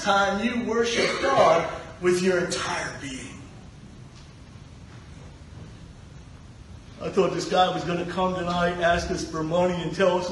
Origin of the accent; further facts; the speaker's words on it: Pittsburgh, Pennsylvania, United States; I'm from Pittsburgh